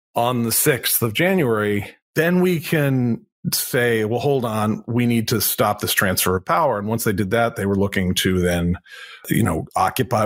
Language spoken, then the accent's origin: English; United States; I'm an American guy, but I've lived other places